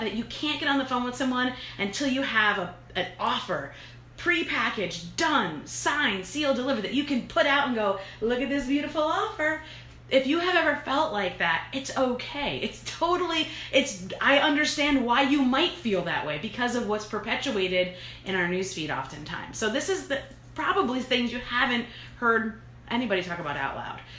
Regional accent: New York, United States; I'm from New York

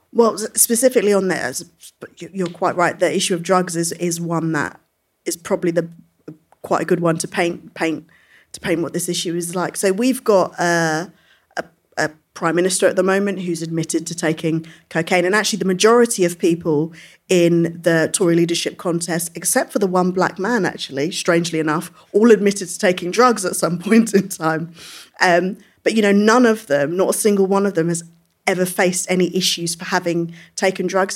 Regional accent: London, United Kingdom; I came from, which isn't very far from here, it's Brixton Hill

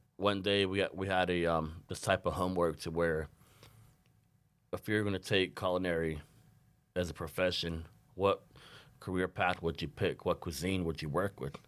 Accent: Arizona, United States; now in Saint Paul, United States; originally I'm from the Navajo Nation, from a small community called the Nahotsu, Arizona.

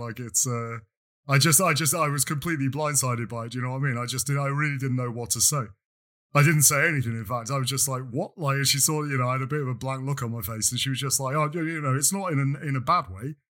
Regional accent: England, United Kingdom; now in France; I am perpetually English

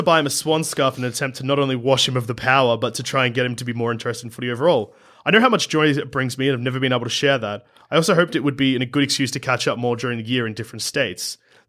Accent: Canada; First, I know I'm late, but which team should I follow as a Canadian?

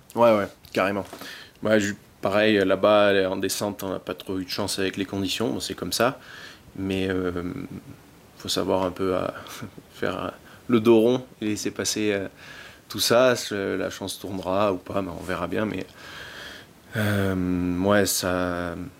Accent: Montmaur, Provence-Alpes-Côte d'Azur, France; je viens du, donc, euh, de Montmort, qui est pas loin du Dévoluy, ma station où j'ai commencé à, skier

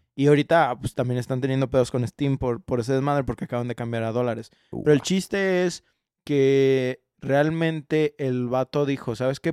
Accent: Mexico; also born or lived in Guadalajara; como mexicano

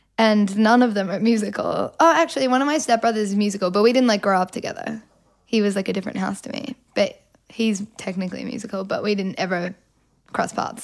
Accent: Melbourne, Victoria, Australia; accent: Australian; I'm from Melbourne

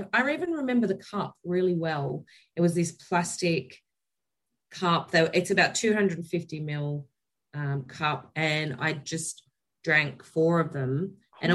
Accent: Elands, New South Wales, Australia; moved away; also born or lived in Taree, New South Wales; I was born in Taree, but I grew up in a very small village called Elands in New South Wales.

